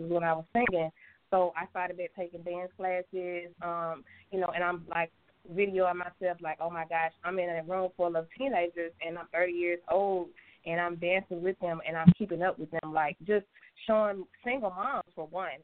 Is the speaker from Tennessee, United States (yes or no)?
yes; Memphis, Tennessee, United States; moved away as an adult; also born or lived in Georgia / Atlanta, Georgia; I'm actually born in Georgia, uh, raised in Memphis, Tennessee